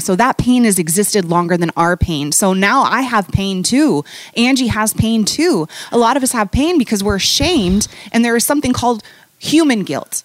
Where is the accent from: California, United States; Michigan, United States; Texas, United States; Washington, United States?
Washington, United States; Bellevue; also born or lived in Baltimore / Manhattan, New York; now in Chicago, United States; I grew up in Seattle, in a suburb outside of Seattle called Bellevue